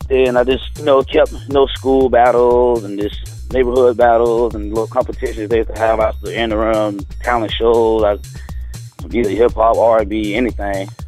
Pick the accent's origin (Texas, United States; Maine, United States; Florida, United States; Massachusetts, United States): Florida, United States; St. Petersburg; St. Petersburg, Florida.